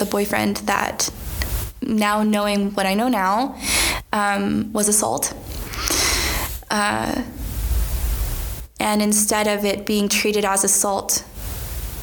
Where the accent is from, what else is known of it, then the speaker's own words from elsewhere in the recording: Wichita, Kansas, United States; also born or lived in Burlington, Kansas; when I was 10 or 11, my mom got remarried to a wonderful guy. I moved from Wichita, Kansas to Burlington, Kansas